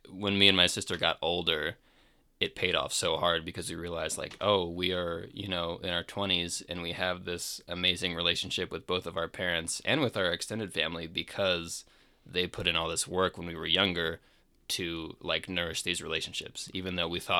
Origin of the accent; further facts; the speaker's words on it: Maryland, United States; he ended up getting offered a new position back closer to where we grew up in Maryland.